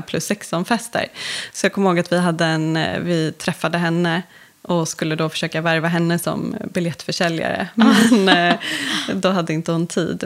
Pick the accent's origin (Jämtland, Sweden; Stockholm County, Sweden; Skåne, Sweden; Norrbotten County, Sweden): Stockholm County, Sweden; Stockholm; uppvuxen inne i stan i Stockholm